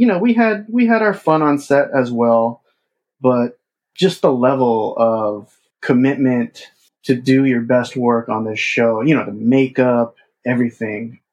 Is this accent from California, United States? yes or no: yes; Southern California, United States; I grew up in Southern California, and the Japanese American community was just such a big part of my life